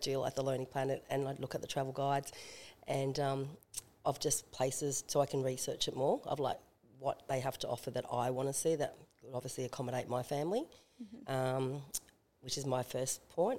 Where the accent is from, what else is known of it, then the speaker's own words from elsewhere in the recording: Australia; an Australian